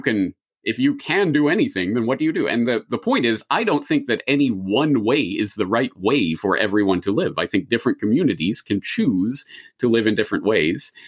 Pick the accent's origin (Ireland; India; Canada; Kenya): Canada; now in Japan; a Canadian in Japan who has spent a grand total of maybe, I don't know, seven days of my life in the United States